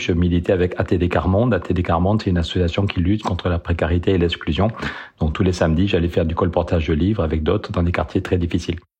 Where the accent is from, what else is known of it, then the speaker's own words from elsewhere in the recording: Périgueux, Nouvelle-Aquitaine, France; je suis né à Périgueux en 1964